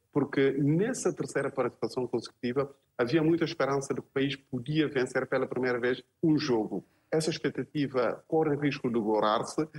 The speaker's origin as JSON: {"language": "Portuguese", "country": "Guinea-Bissau", "said": "nós, enquanto guineenses"}